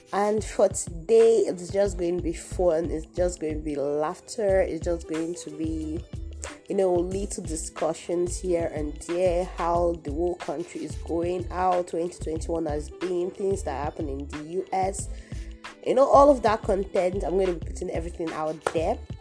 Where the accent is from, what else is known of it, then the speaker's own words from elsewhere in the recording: Nigeria; my home country, Nigeria